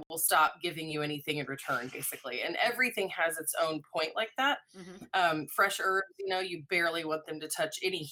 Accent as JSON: {"language": "English", "town": "Springfield", "region": "Missouri", "country": "United States", "tie": "born or raised there", "also_born_or_lived": "Telluride, Colorado / New Orleans, Louisiana / Northwest Arkansas", "moved": "as an adult", "lives_now": "Arkansas, United States", "said": "I was born in Springfield, Missouri, so not far from here"}